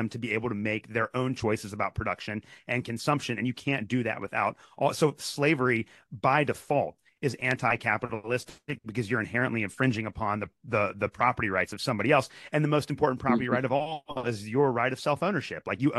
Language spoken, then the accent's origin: English; Kentucky, United States; when I was growing up in Kentucky